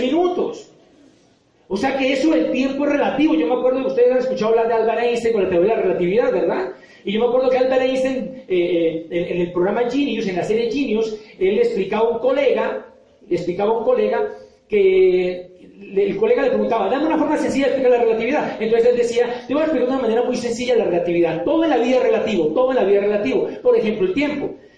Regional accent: Popayán, Cauca, Colombia; moved away as an adult; now in Bogotá, Colombia; yo vengo de Popayán, soy de Popayán y llevo acá en Bogotá ya varios años

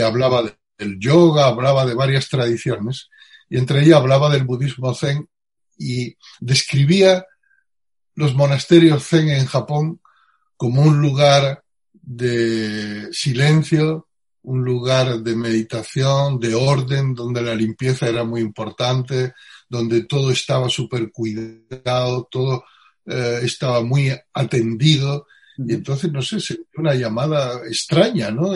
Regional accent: Utrera, Andalusia, Spain; nací en, en Utrera, eh, provincia, un pueblo de la provincia de Sevilla, hace 64 años

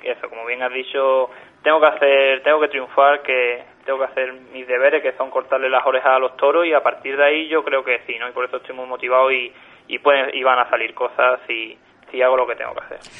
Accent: San Isidro del Guadalete, Andalusia, Spain; de mi pueblo de San Isidro

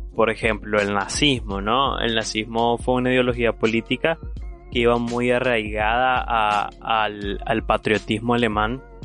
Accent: Nicaragua; los nicaragüenses en realidad tenemos un potencial increíble

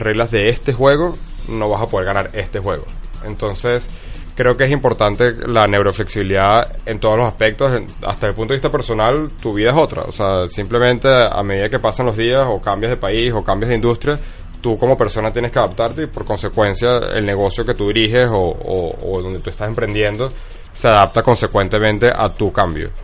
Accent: Venezuela; also born or lived in Texas; me regresé a Venezuela

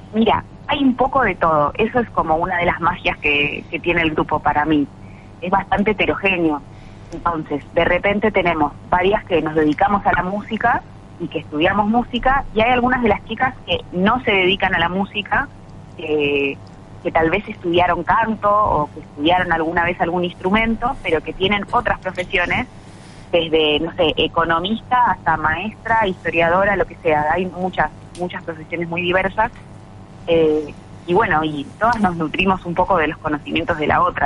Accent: Buenos Aires and surroundings, Argentina; Nosotras somos casi todas de Buenos Aires y alrededores

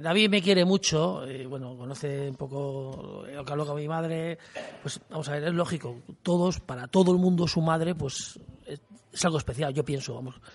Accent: Castile and León, Spain; en mi pueblo que había 200 hay 30

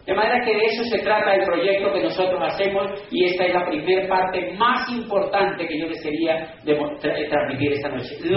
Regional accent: Cali, Valle del Cauca, Colombia

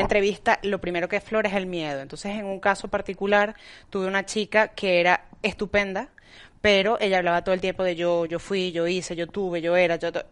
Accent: Venezuela; now in Spain; soy venezolana y, bueno, y sé cómo, no, cómo, somos los venezolanos

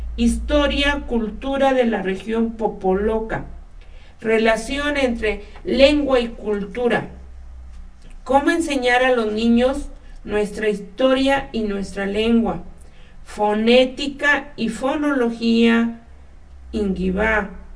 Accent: Mexico; nuestra ide-, identidad como mexicanos

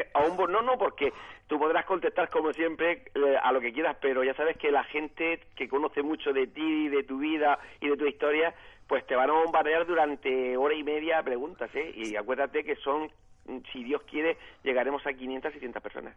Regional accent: Senegal; Soy vuestro amigo senegalés

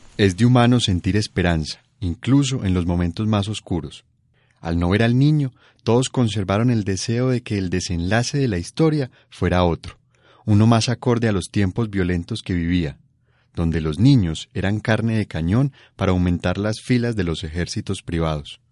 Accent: Colombia; nos representa como colombianos

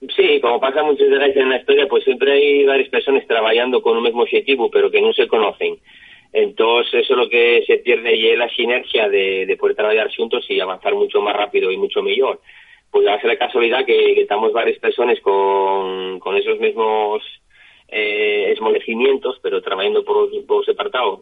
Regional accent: Asturias, Spain; Yo soy de, de Chena

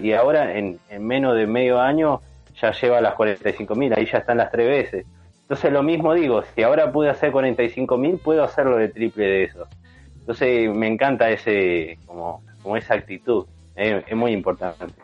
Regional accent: San Martín de los Andes, Neuquén, Argentina; yo me crié en San Martín de los Andes también, soy de Neuquén y bueno, me crié allá en San Martín

